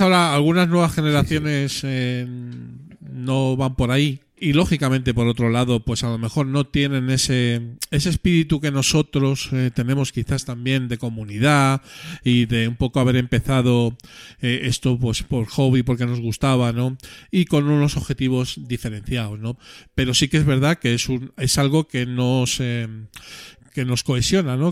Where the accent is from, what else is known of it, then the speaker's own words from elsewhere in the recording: Madrid, Community of Madrid, Spain; accent: Madrid; en el madrileño, que nosotros no tenemos acento en Madrid